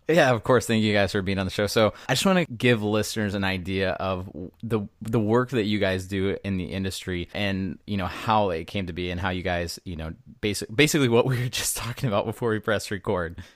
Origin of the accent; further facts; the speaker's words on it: Southeast Texas, United States; I'm from Southeast Texas